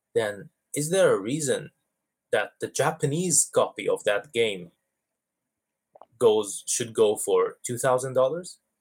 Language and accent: English; Dubai, United Arab Emirates; I grew up in in the Middle East in Dubai